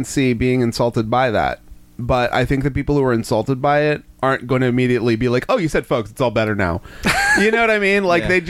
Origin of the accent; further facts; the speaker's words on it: Delaware, United States; I'm from Delaware. I'm from Delaware. That's below the Mason-Dixon line. That's the South.